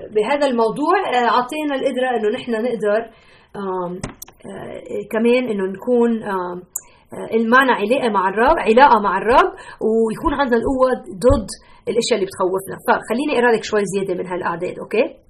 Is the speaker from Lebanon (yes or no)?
yes; Lebanon; now in Chicago, United States; انا لبنانيه